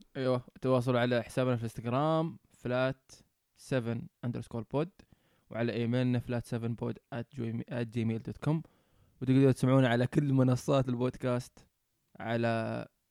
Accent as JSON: {"language": "Arabic", "country": "Oman", "moved": "as an adult", "lives_now": "New Zealand", "said": "إحنا من عمان"}